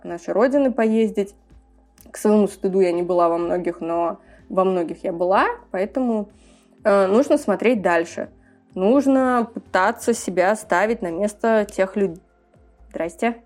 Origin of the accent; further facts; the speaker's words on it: Tashkent, Uzbekistan; also born or lived in Kazakhstan; я выросла на Максима Горького, где всегда был такой очень европейский район, но при этом я ездила и на Челанзар, и была в очень разных закутках нашего города